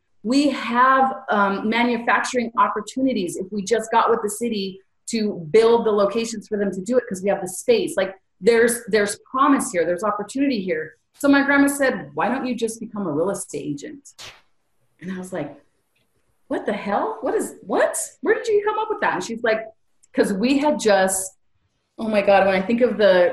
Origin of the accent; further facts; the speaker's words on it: California, United States; I'm from Cali